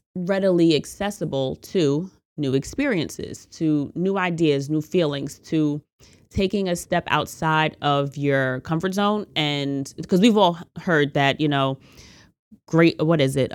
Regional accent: United States; as an American

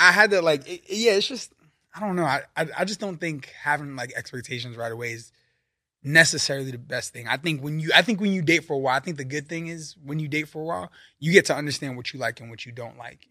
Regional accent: New York City, New York, United States; moved away as an adult; also born or lived in Virginia; now in California, United States; I'm from Brooklyn, New York

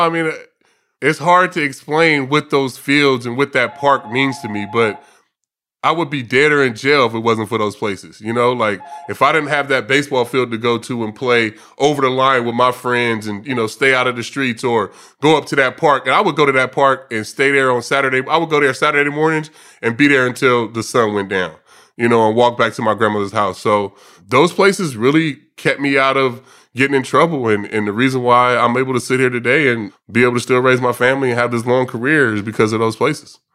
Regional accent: Vallejo, California, United States; I grew up in a, in a area of Vallejo, what's called the Country Club Crest

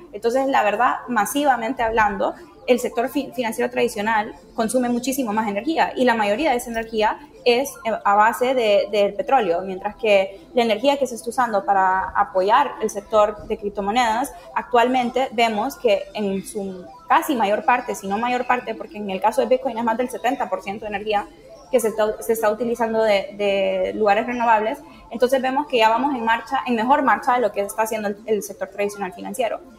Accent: Tegucigalpa, Francisco Morazán, Honduras; yo crecí en Honduras, en Tegucigalpa, que está bastante cerca a, bosque tropical.

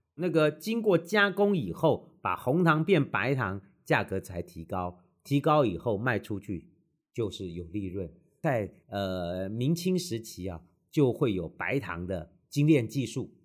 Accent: Tainan, Taiwan; 我们台南这边

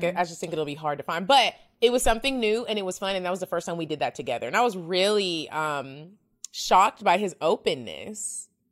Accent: Dallas, Texas, United States; I'm from Dallas

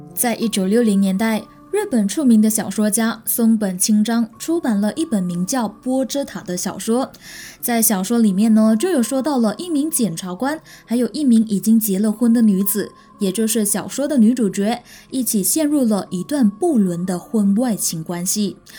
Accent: Malaysia; also born or lived in Taiwan; 我是来自马来西亚的

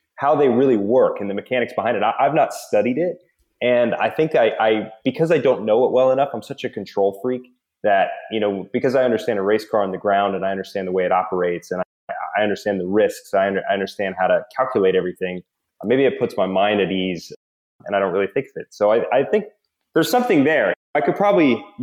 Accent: Nashville, Tennessee, United States; I grew up in Nashville, Tennessee, suburban America

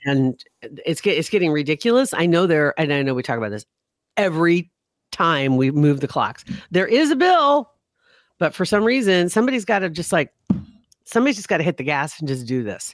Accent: Nebraska, United States; I'm from Nebraska

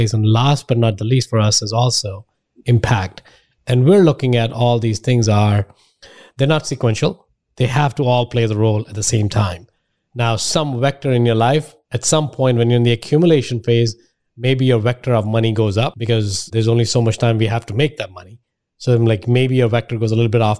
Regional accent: India; moved away; I'm from India

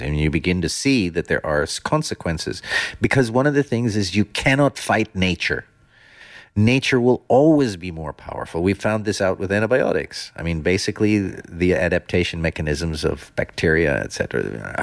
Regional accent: Netherlands; also born or lived in Germany / United States / London; now in Oman; I come from Holland

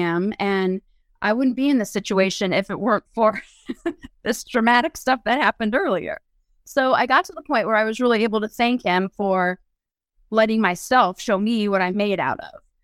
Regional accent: Findlay, Ohio, United States; moved away as an adult; wanted to move back to my hometown, and my former husband and I did so

